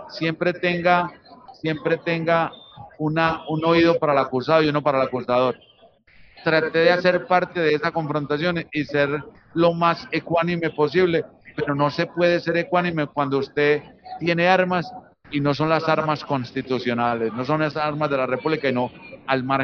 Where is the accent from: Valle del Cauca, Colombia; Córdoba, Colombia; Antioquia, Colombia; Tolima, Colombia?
Antioquia, Colombia; Amalfi; moved away; Yo también soy desplazado de mi pueblo Amalfi, que mi padre también nos trajo en una familia muy numerosa y la guerrilla comenzó a llegar y él dijo, nos tenemos que ir